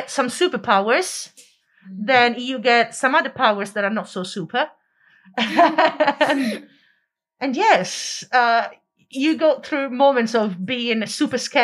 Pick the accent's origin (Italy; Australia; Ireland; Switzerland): Italy; now in London, United Kingdom; I used to live in Italy. I grew up in Italy and I moved here.